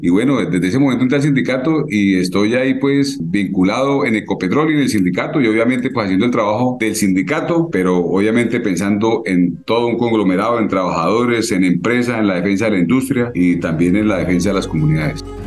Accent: San Vicente de Chucurí, Santander, Colombia; now in Barrancabermeja, Colombia; soy de San Vicente, no soy de acá.

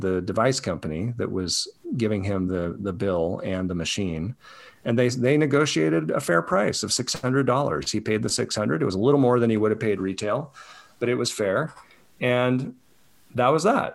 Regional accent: Colorado, United States; Where I grew up in Colorado

